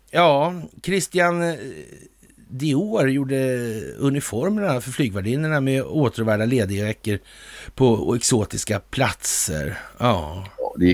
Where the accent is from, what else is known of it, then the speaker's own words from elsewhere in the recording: Västerbotten County, Sweden; Det gamla bolaget Masonit AB låg i Västerbotten där jag växte upp.